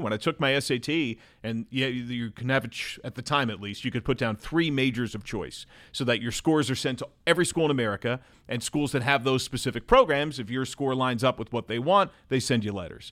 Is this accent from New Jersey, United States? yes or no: yes; Brick, New Jersey, United States; moved away as an adult; also born or lived in Manhattan, New York City / Edgewater, New Jersey / Delaware; now in Cincinnati, United States; I grew up in New Jersey